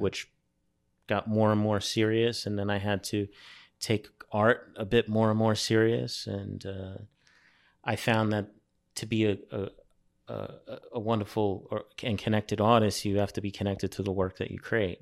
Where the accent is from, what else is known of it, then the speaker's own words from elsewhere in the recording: New York City, New York, United States; moved away as an adult; also born or lived in Brooklyn, New York; now in France; I grew up on Staten Island